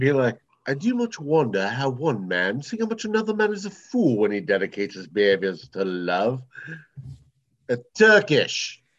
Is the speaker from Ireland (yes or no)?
yes; Ireland; I'm Irish.